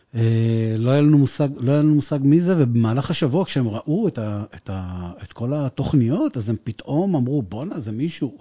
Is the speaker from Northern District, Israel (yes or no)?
yes; Acre, Northern District, Israel; moved away as an adult; now in Beersheba, Israel; אני לא באר שבעי במקור, אני מעכו.